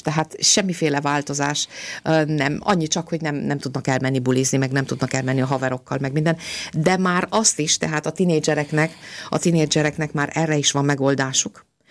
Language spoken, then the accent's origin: Hungarian; Romania; now in Austria; én Romániában nőttem föl